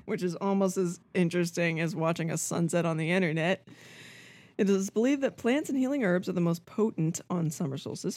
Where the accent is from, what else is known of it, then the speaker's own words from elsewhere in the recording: Albuquerque, New Mexico, United States; when I was growing up in Albuquerque, New Mexico